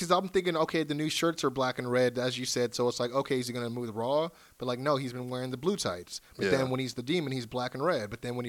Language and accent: English; California, United States; we're from California